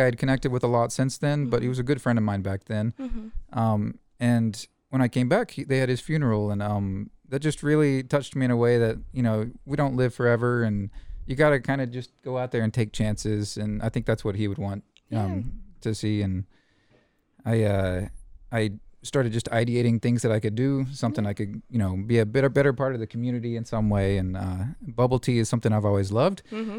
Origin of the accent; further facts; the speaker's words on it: Waco, Texas, United States; Yeah, we're both from Waco. Grew up around here.